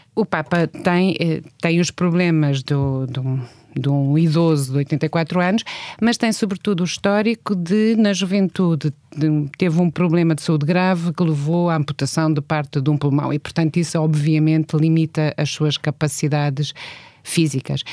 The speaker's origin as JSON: {"language": "Portuguese", "country": "Portugal", "said": "somos portugueses e somos europeus"}